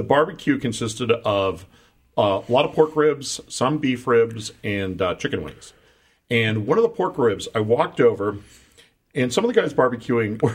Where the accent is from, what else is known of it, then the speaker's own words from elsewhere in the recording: Guerneville, California, United States; beautiful Guerneville, California, my hometown